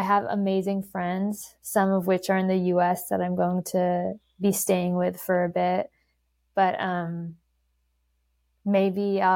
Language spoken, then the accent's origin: English; Vancouver, British Columbia, Canada; I was born and raised in Vancouver, Canada, but my parents immigrated here from Iran.